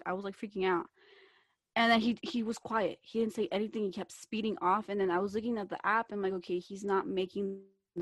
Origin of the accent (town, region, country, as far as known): Kentucky, United States; moved away